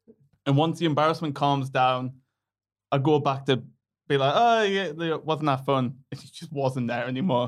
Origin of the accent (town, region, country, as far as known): Sunderland, North East England, United Kingdom